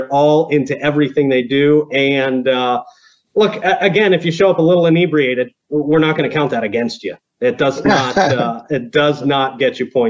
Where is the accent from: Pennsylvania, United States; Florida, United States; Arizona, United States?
Florida, United States; growing up in Florida